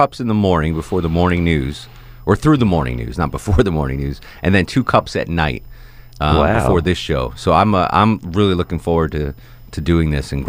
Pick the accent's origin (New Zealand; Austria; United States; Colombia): United States; Connecticut; I'm from Connecticut